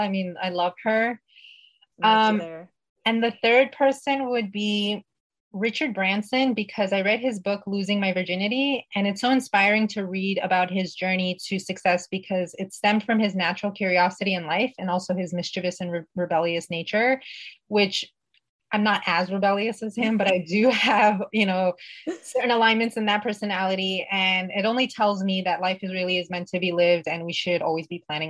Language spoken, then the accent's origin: English; Uzbekistan; born there; And so the country I was born in used to be part of the former Soviet Union. I was born in Uzbekistan, and I'm of Persian descent.